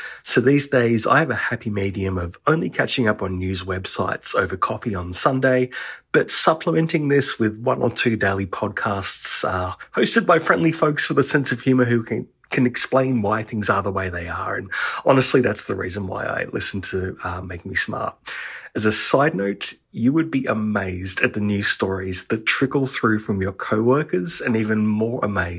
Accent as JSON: {"language": "English", "town": "Austin", "region": "Texas", "country": "United States", "tie": "born or raised there", "said": "here in Austin, Texas. And as you can hear by my accent, I'm a born and bred Texan."}